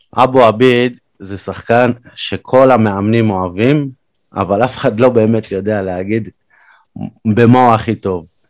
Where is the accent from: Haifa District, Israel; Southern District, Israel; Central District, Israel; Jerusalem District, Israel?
Southern District, Israel; Be'er Sheva; now in Tel Aviv, Israel; אני גדלתי בצמוד לשכונה הזאת ומה שאני מכיר זה מה שהיה בסדרה